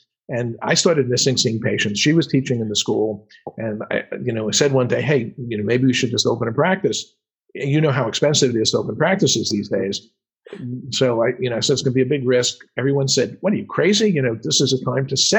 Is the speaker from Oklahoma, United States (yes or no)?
no; New York, United States; accent: New York; moved away; my New York accent